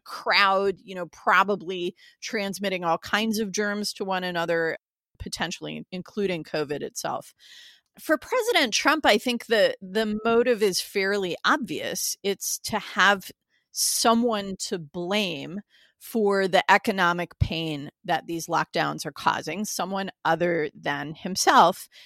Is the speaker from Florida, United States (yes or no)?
no; Lansing, Michigan, United States; my hometown in Lansing, which is the state capital.